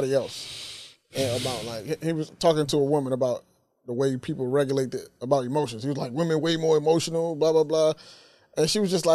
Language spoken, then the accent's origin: English; Oakland, California, United States; I grew up as a fan of the Oakland Raiders because I'm from Oakland